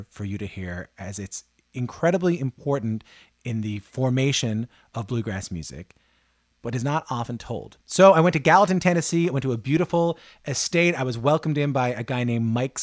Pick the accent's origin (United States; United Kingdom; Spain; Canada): Canada; I'm from Canada.